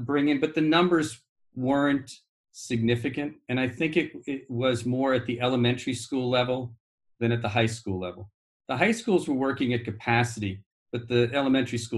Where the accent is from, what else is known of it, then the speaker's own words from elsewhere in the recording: Great Neck, New York, United States; I grew up just outside of New York City on Long Island, Nassau North Shore